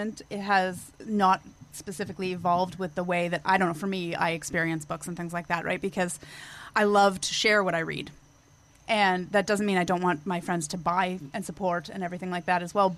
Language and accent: English; Canada; I'm Canadian